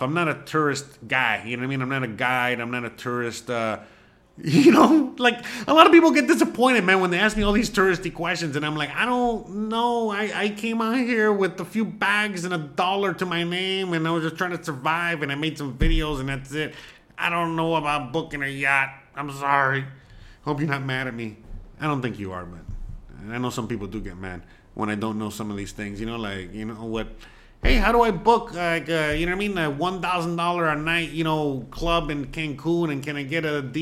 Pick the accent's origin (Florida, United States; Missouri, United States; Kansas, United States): Florida, United States; Hialeah; I am a Miami boy, born and raised in Hialeah